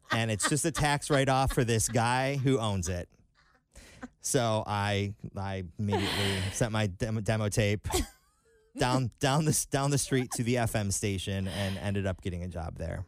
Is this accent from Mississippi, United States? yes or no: no; Detroit, Michigan, United States; moved away as an adult; I grew up just outside of Detroit on Lake, uh, Saint Clair